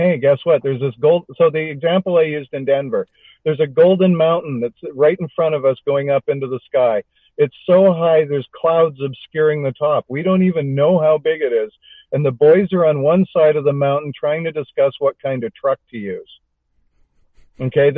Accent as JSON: {"language": "English", "region": "Alberta", "country": "Canada", "tie": "born or raised there", "said": "I grew up in Alberta"}